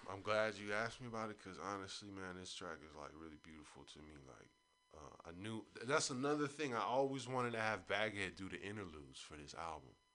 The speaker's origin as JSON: {"language": "English", "town": "San Francisco", "region": "California", "country": "United States", "said": "we're from Lakeview, Ingleside, in the Sunset"}